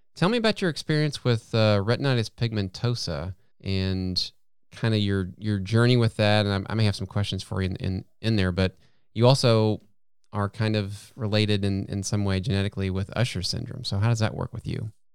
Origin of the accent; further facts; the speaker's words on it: United States; an American